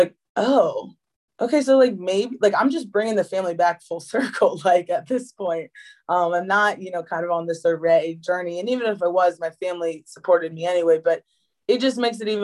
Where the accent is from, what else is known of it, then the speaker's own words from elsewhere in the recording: Chestertown, Maryland, United States; I grew up on the Eastern Shore of Maryland, Chestertown specifically